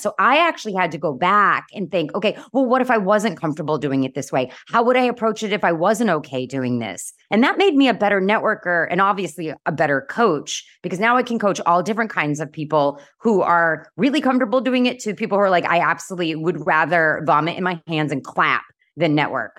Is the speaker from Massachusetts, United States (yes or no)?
yes; Boston, Massachusetts, United States; I'm from Boston.